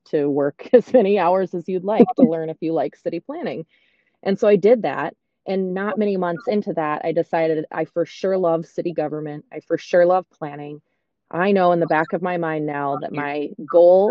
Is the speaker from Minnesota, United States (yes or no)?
yes; Zumbrota, Minnesota, United States; also born or lived in Duluth, Minnesota; I grew up in Zumbrota, Minnesota